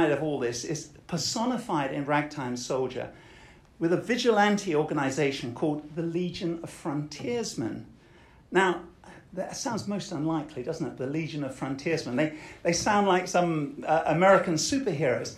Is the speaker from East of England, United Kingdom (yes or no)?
yes; Colchester, East of England, United Kingdom; My hometown is Colchester, a military town